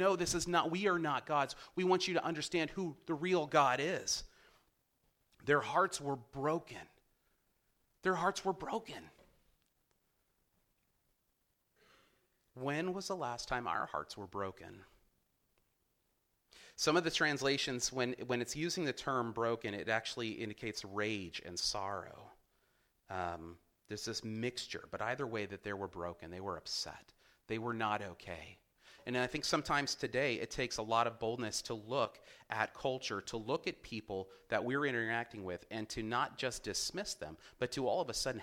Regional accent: Ventura, California, United States; Growing up in Ventura

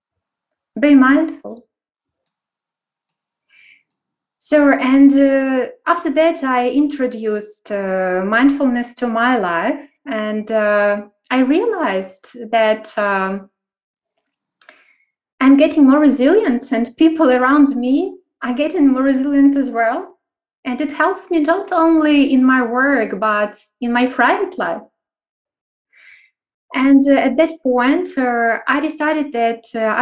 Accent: Kyiv, Ukraine; I'm from Ukraine, from Kyiv, and working internationally

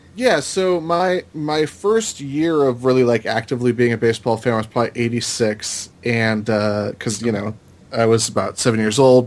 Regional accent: Salinas, California, United States; growing up in Northern California

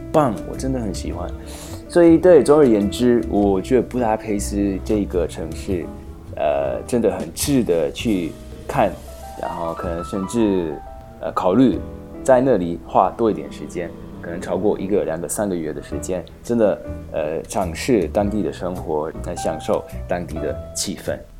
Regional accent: Slovakia; first language Hungarian; Chinese is a second language; 我虽然，呃，本身是素尔法克人，可是匈牙利话，是我的母语，因为就小时候去匈牙利

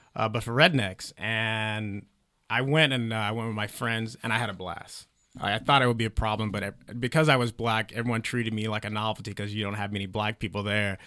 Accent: Heflin, Alabama, United States; now in Los Angeles, United States; very small town called Heflin. Uh, but it is 15 minutes away from Talladega National Speedway

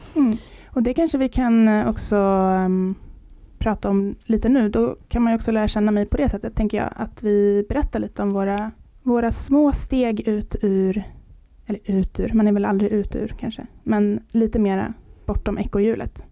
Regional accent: Åkersberga, Stockholm County, Sweden; moved away as an adult; also born or lived in Södermalm, Stockholm / Kungsholmen, Stockholm / United States; now in Sollerön, Sweden; Jag är eh, från Stockholm, född på Södermalm och eh, uppvuxen mestadels i Åkersberga, som är en liten medelklass villaförort till eh, Stockholm

